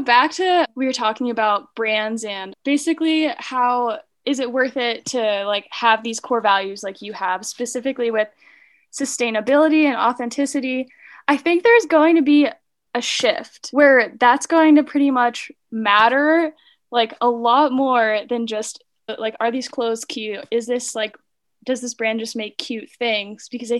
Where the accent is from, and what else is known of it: Pennsylvania, United States; now in Reno, United States